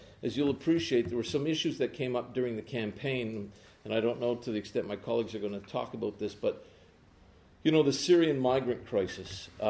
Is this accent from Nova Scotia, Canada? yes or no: no; Ontario, Canada; as a kid growing up in Ontario in the 1970s and into the early 80s